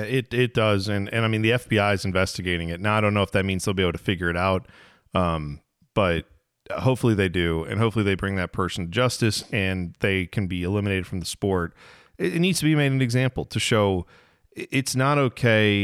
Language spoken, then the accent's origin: English; Midwest, United States; we're from the Midwest